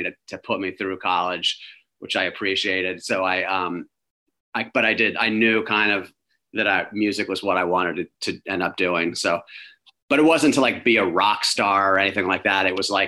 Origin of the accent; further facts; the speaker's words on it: East Coast, United States; moved away; growing up on the East Coast